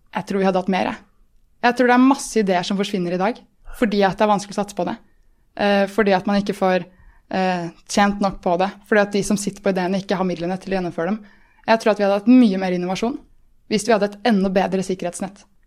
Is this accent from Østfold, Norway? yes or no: yes; Moss, Østfold, Norway; jeg kommer jo fra Moss